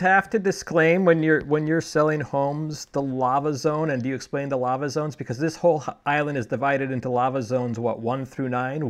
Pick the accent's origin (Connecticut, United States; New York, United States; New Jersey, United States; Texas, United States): Connecticut, United States; moved away; I'm from Connecticut originally